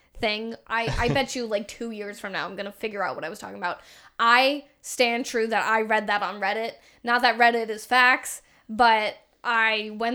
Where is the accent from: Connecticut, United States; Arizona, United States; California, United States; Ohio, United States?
Arizona, United States; Tucson; moved away as an adult; now in Phoenix area, United States; Growing up in Tucson